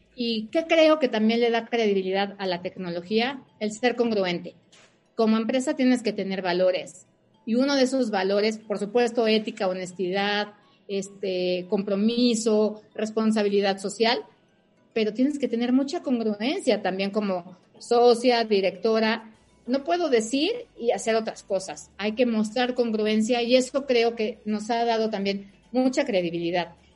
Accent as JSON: {"language": "Spanish", "country": "Mexico", "said": "Yo soy mexicana, mi familia es mexicana, mis hijos son mexicanos"}